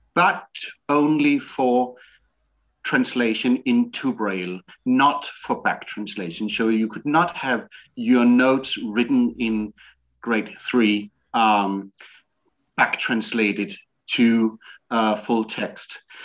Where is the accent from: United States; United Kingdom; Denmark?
Denmark; I'm from Denmark.